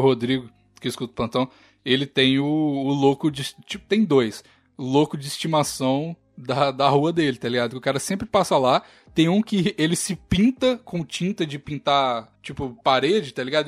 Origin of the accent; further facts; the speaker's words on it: Brazil; moved away as an adult; also born or lived in France; now in Canada; eu sou brasileiro